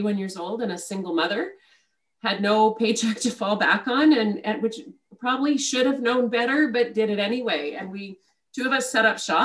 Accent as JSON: {"language": "English", "town": "Ottawa", "region": "Ontario", "country": "Canada", "tie": "born or raised there", "said": "I grew up in Ottawa"}